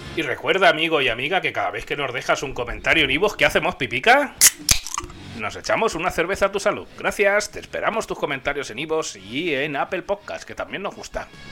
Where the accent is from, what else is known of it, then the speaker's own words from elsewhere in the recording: Guadalajara, Castilla-La Mancha, Spain; now in Albacete, Spain; yo nací en Guadalajara hace ya unos cuantos años, muchos. Tengo toda mi familia allí.